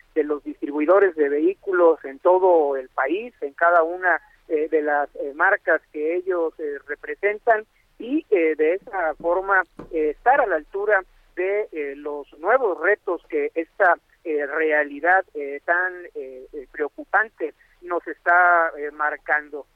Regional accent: Mexico; estamos obligados como mexicanos

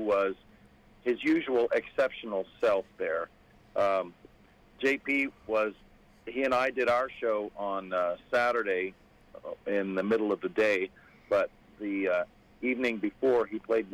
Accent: San Antonio, Texas, United States; moved away; I'm from Texas originally. I was born in San Antonio

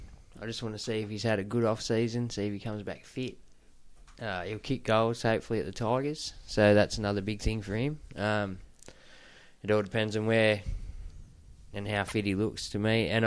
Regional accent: New South Wales, Australia; We're from New South Wales.

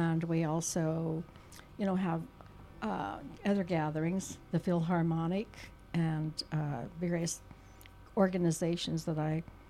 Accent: Santa Maria, California, United States; also born or lived in Richmond, California / Pismo Beach, California; I've been here since I was 10

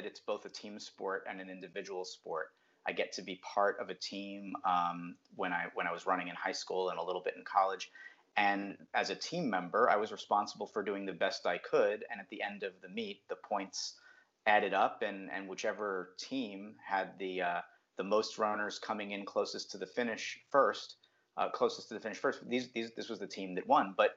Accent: New Jersey, United States; also born or lived in Brooklyn, New York; Well, I grew up in New Jersey, just a little bit south of New York City. I was actually born in Brooklyn, New York.

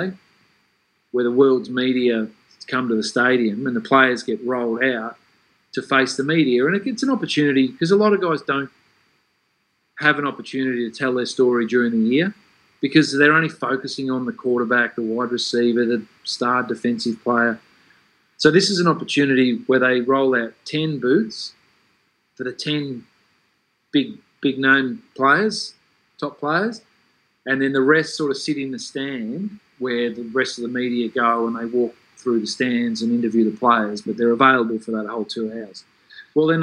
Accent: Australia; moved away as an adult; I was from Australia

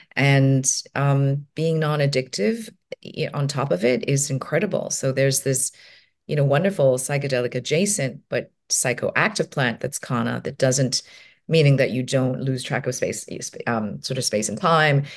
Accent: Hong Kong; I'm from Hong Kong

